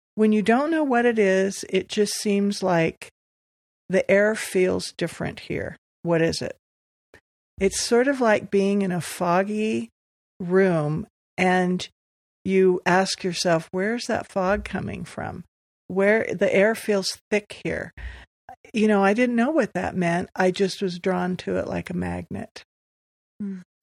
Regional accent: Los Angeles, California, United States; moved away as an adult; also born or lived in Beaverton, Oregon; now in Pleasant Grove, United States; wayne and i were both born and raised

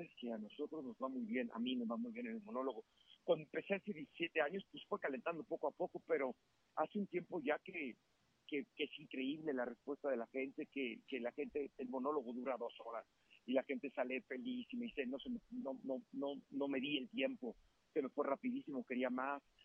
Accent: Mexico; soy mexicano

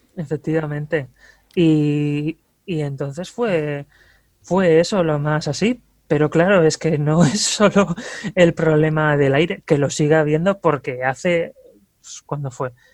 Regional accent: Ermua, Basque Country, Spain; soy de Erma, vaya, eh, del pueblo más cercano también al, vertedero

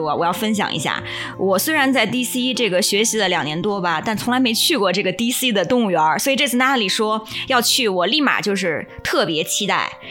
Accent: China; 我作为一个中国人

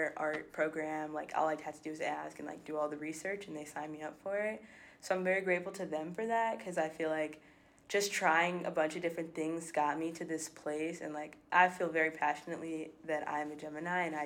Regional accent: Chicago, Illinois, United States; I'm from Chicago

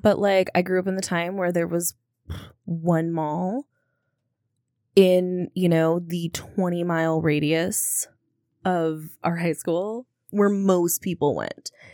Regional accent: Minnesota, United States; I'm a Minnesotan

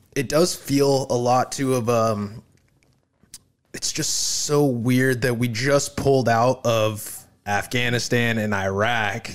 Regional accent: United States; as Americans

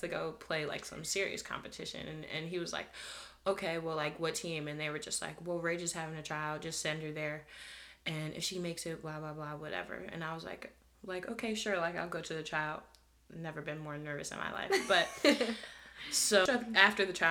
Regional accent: Delaware County, Pennsylvania, United States; I'm from Delaware County, Pennsylvania

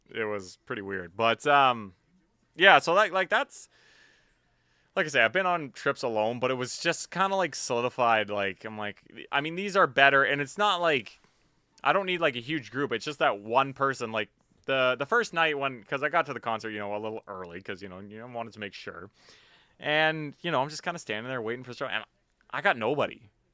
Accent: Vancouver, British Columbia, Canada; I'm from Vancouver

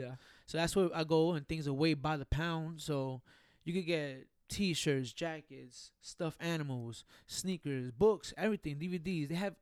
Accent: New York City, New York, United States; I'm from Harlem, New York.

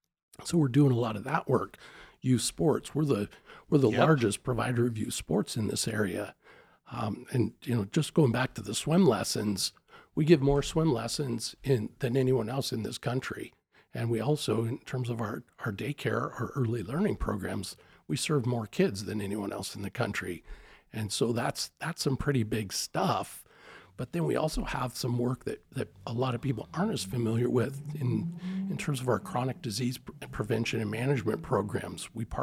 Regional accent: Spokane, Washington, United States; Really, I'm a Spokane product.

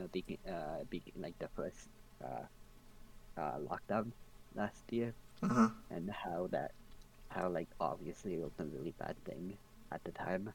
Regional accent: Edmonton, Alberta, Canada; I was born in Edmonton, so I was grateful that I was born a Canadian.

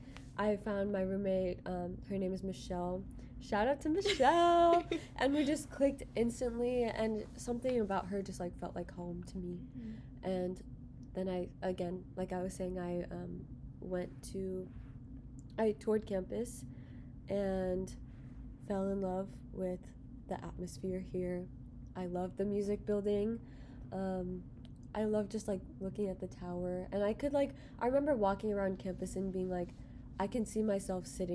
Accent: Frisco, Texas, United States; I'm from Dallas. I'm from the Dallas area. I'm from Frisco

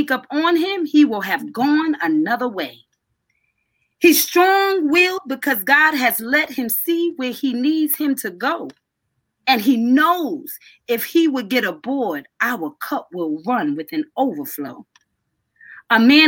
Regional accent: New York, United States; I grew up under him in New York. I started when I was 12

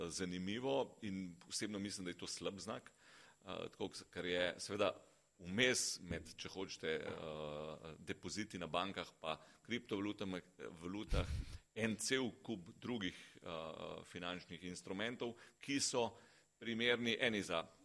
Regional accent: Slovenia

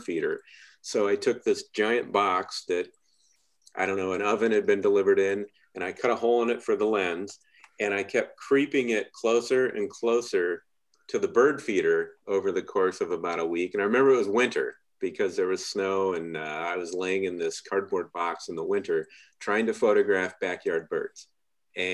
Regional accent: Wooster, Ohio, United States; I grew up in Worcester

